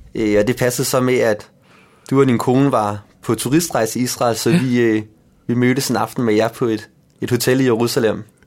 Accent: Denmark; jeg er født i Danmark og har selv altid boet her

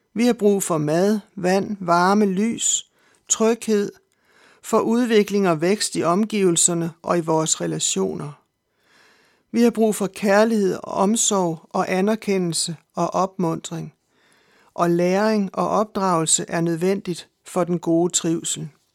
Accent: Denmark

